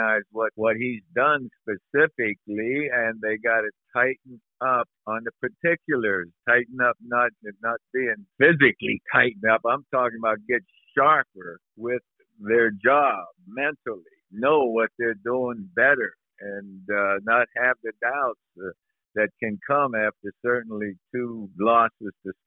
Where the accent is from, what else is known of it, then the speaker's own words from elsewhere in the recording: near Pittsburgh, Pennsylvania, United States; Pittsburgh Steelers were close to home.